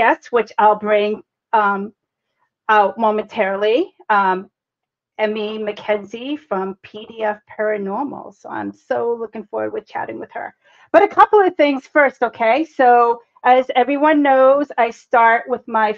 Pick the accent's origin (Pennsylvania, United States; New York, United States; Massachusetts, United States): Massachusetts, United States; Boston; accent: Bostonian; also born or lived in Texas / Cambridge, Massachusetts; I was born and raised in Boston